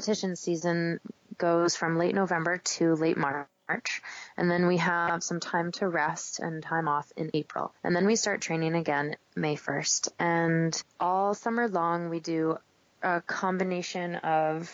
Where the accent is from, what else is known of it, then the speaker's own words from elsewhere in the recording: Maine, United States; moved away; also born or lived in Vermont; I grew up in Maine, and I was a runner and a cross-country skier